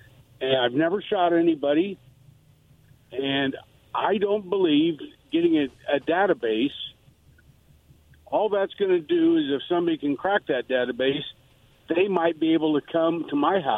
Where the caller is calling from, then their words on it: Mattawa, Washington, United States; from Mattawa.